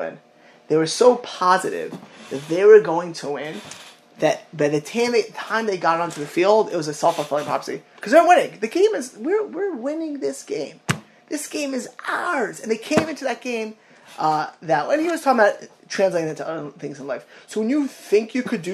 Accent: South Florida, United States; I grew up in South Florida.

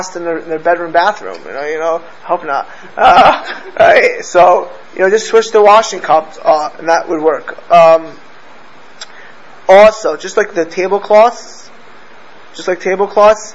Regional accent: United States; also born or lived in Miami Beach, Florida / Los Angeles, California; where I grew up in Miami Beach

